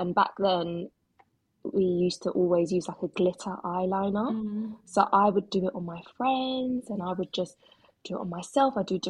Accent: London, United Kingdom; I'm from London, born and bred, and I am a makeup artist

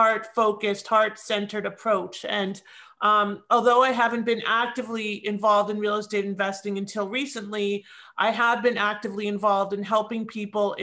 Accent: Toronto, Ontario, Canada; moved away as an adult; now in South Florida, United States; I am originally from Toronto. I have seen snow, but now I live and serve my clients from South Florida

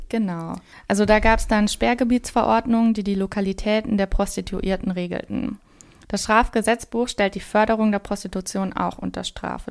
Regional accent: Saarland, Germany; ich komme aus dem Saarland, also ganz nah an der französischen Grenze

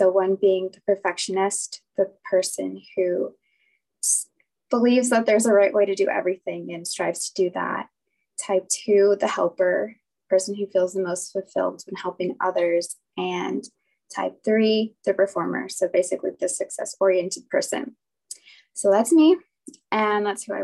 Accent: San Diego, California, United States; I'm 27 and I'm from San Diego

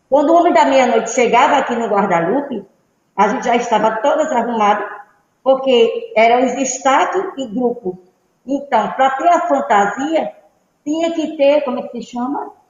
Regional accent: Arcoverde, Pernambuco, Brazil; now in Olinda, Brazil; eu {S1} vim de Arco Verde, eu cheguei aqui no ano de 70.

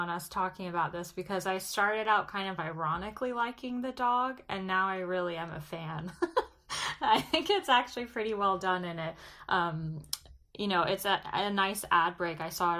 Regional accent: Tampa, Florida, United States; it was a really big day for my hometown. I'm from Tampa.

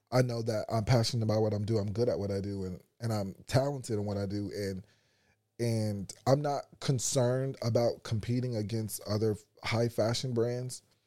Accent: United States; being an American

